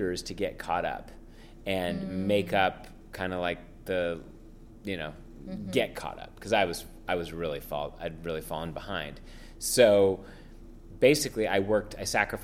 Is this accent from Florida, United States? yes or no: no; San Francisco, California, United States; first language French; English is a second language; I grew up in San Francisco